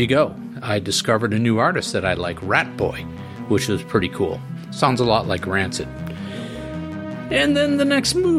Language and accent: English; Boston, Massachusetts, United States; accent: Boston; my Boston accent